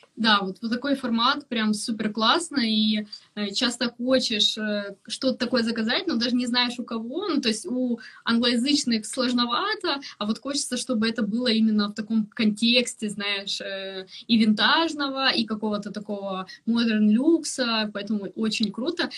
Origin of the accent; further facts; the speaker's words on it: Ukraine; now in London, United Kingdom; я там из Украины